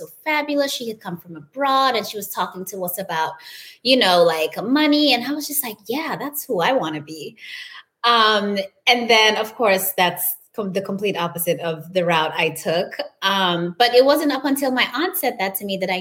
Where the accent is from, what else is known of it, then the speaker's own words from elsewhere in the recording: Gambia; moved away as an adult; also born or lived in New York; now in Miami, United States; I grew up in Gambia in West Africa